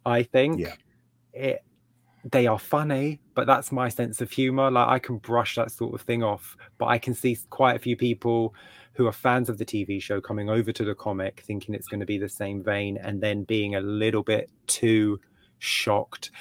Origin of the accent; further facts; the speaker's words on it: England, United Kingdom; as an English reader